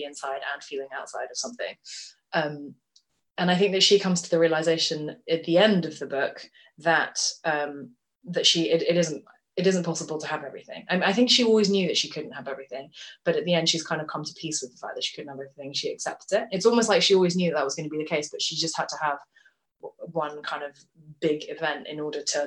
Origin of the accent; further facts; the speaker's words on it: Tokyo, Japan; now in London, United Kingdom; I was brought up in Tokyo. So Tokyo is the first place that I thought of as being home. And I spent my childhood in Tokyo